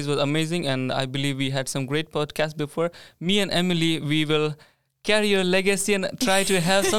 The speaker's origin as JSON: {"language": "English", "country": "India", "moved": "as an adult", "lives_now": "Sweden", "said": "I come from India"}